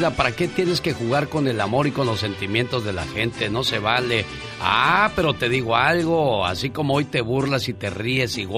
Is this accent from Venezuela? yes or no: no; Sinaloa, Mexico; moved away; Salí de Sinaloa, pero Sinaloa nunca salió de mí.